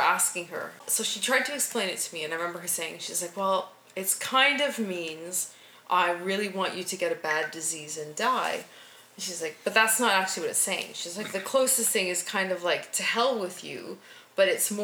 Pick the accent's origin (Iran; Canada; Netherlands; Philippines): Canada; Alberta; moved away as an adult; also born or lived in Hong Kong; growing up in Canada in the 90s